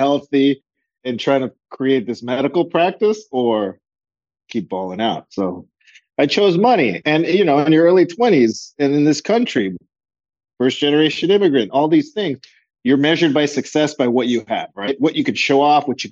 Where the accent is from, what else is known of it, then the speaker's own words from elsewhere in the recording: Los Angeles, California, United States; Both of my parents were born in Colombia. I'm first generation, born here